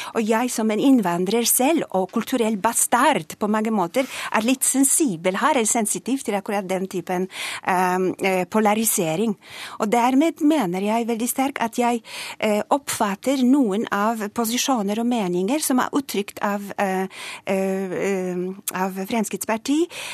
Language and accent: Norwegian; Poland; Norwegian is a second language; moved away as an adult; now in Norway; Jeg kom fra Polen